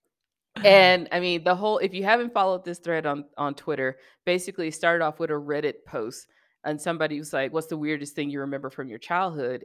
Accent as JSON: {"language": "English", "region": "the South", "country": "United States", "tie": "born or raised there", "said": "growing up in the South"}